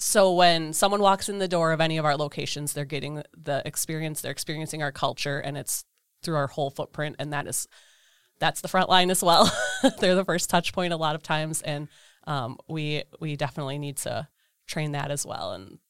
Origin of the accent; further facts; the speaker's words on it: Eden, Wisconsin, United States; Eden, Wisconsin.